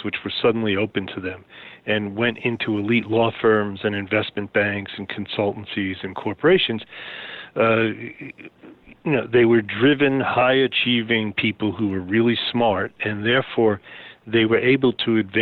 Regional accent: New York City, New York, United States; I grew up in Queens, New York

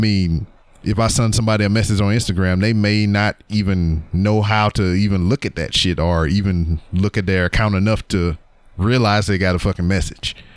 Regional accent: Louisiana, United States; my teams are my state teams, my home state. Um, I'm from Louisiana

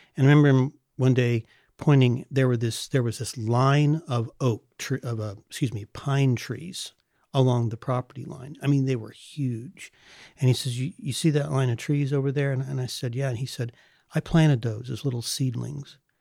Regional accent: California, United States; I grew up in California.

